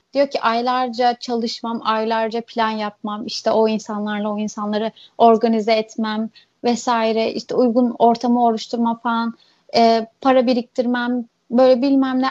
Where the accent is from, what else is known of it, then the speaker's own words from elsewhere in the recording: İzmir, Turkey; also born or lived in Urla / Alaçatı, Çeşme; İlk küçükken böyle şehir merkezinde yaşıyorduk işte İzmir'de. Ondan sonra bu düşünceler falan olunca artık İzmir'in sahil kasabalarına sıçramaya başladık